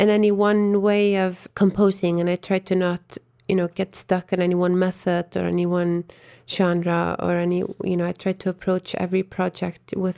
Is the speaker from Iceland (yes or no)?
yes; Iceland; moved away as an adult; now in Berlin, Germany; I am from Iceland